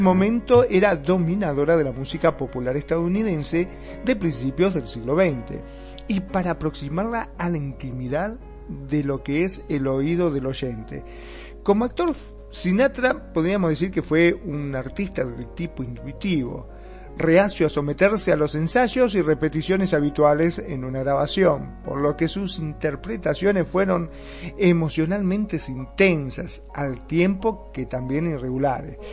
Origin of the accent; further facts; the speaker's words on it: Argentina; en mi país